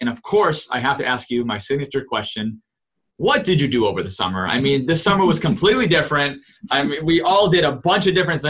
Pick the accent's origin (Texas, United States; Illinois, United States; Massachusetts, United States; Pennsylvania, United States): Massachusetts, United States; Leicester; I am also from Leicester